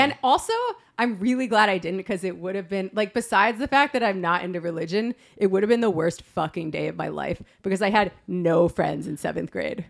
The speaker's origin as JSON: {"language": "English", "town": "West Hartford", "region": "Connecticut", "country": "United States", "tie": "born or raised there", "said": "I'm from West Hartford, Connecticut"}